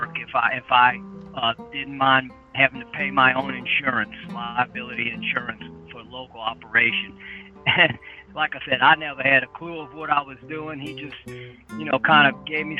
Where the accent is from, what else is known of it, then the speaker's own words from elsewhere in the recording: Chalmette, Louisiana, United States; I grew up in Chalmette, Louisiana. It's a suburb of New Orleans